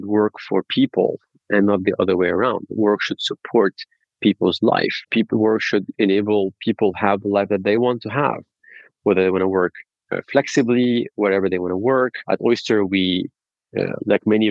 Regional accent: Lebanon; moved away; I'm originally from Lebanon

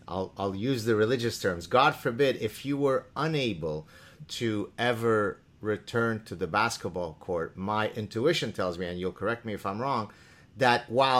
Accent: Canada; Not because he's Canadian and I'm Canadian.

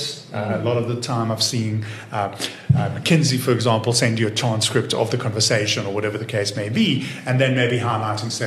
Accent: Israel; born or raised there; also born or lived in Watford, United Kingdom; now in South Africa

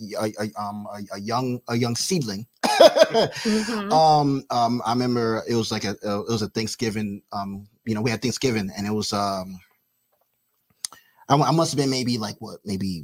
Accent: New York City, New York, United States; also born or lived in Rockland County, New York; I'm originally from the Bronx.

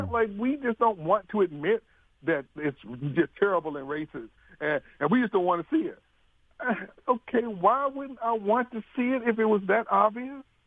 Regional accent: Mobile, Alabama, United States; I grew up in the South, in Mobile

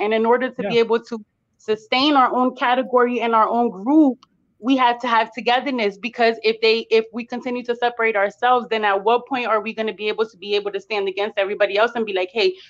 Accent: Paterson, New Jersey, United States; I'm from New Jersey.

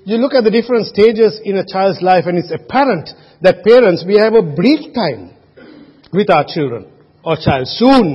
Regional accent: Sri Lanka; moved away; when I was growing up in Sri Lanka, I never had a car

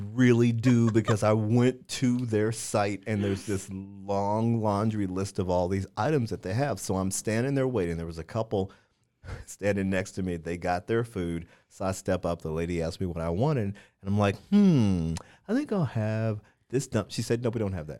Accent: Missouri, United States; moved away; also born or lived in Washington, D.C.; I'm from Missouri, lived in D C a number of years

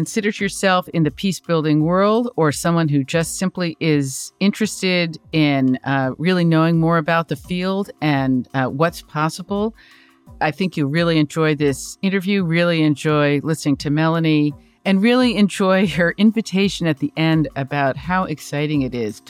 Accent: Long Island, New York, United States; I grew up on Long Island

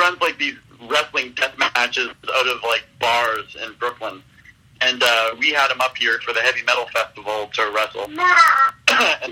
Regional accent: about an hour west of Toronto, Ontario, Canada; my hometown, which is about an hour west of Toronto

